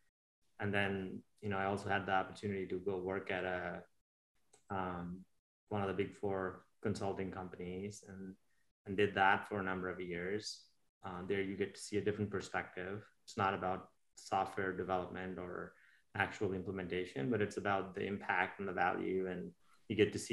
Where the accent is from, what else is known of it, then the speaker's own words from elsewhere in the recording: India; moved away as an adult; now in United States; I was born and raised in India. I grew up there until I was 21, 22 years old, and I moved to America about 25 years ago.